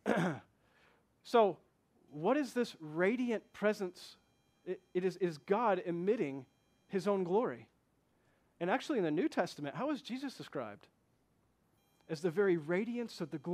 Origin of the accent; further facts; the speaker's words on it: Flint, Michigan, United States; I come from Flint, Michigan